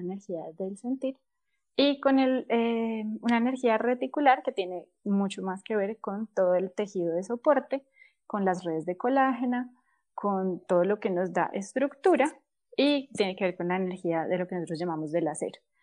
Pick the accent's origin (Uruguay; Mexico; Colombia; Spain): Colombia; nosotros somos colombianos